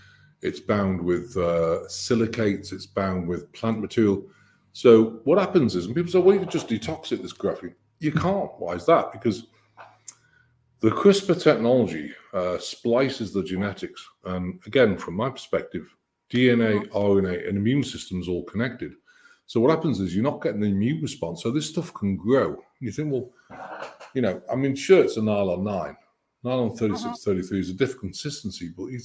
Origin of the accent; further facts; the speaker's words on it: United Kingdom; And I'm British.